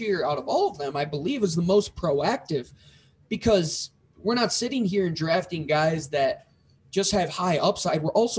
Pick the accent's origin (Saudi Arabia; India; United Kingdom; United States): United States; New York; Growing up in Western New York, I was always against them.